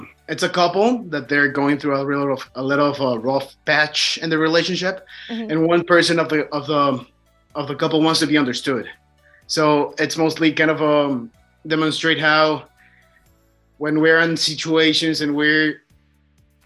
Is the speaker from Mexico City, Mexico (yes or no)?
yes; Mexico City, Mexico; moved away as an adult; now in Ontario, Canada; I am originally from Mexico City.